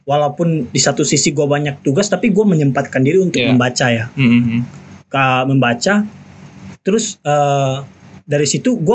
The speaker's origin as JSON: {"language": "Indonesian", "town": "Mentawai", "region": "West Sumatra", "country": "Indonesia", "said": "orang Mentawai."}